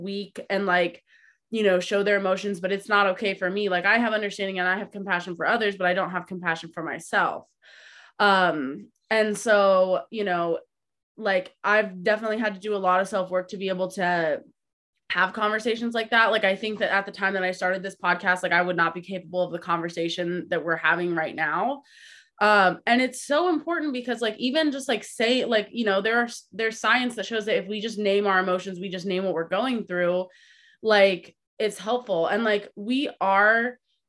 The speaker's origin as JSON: {"language": "English", "region": "Midwest", "country": "United States", "tie": "born or raised there", "said": "the culture that I grew up in the Midwest"}